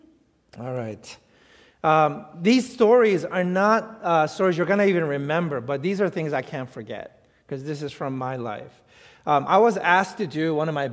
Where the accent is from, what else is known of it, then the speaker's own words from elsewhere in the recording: New York City, New York, United States; I grew up in New York City.